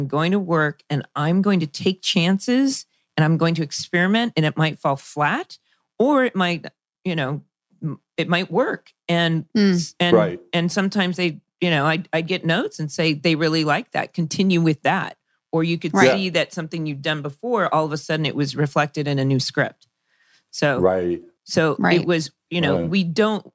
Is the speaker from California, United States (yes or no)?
yes; Orange County, California, United States; I grew up in Orange County